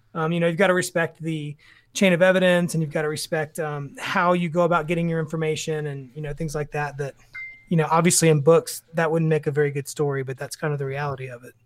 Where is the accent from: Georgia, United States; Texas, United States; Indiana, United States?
Texas, United States; Tyler; I grew up in Tyler, Texas.